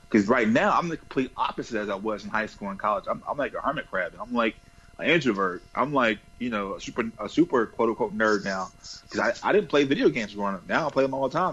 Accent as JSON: {"language": "English", "region": "the South", "country": "United States", "said": "I'm from the South and my pronunciation is not the best"}